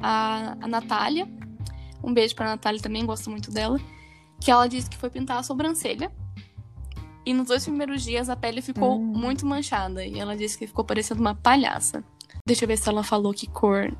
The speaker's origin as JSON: {"language": "Portuguese", "country": "Brazil", "accent": "caipira", "said": "tô falando que nem caipira, honrando minha terra"}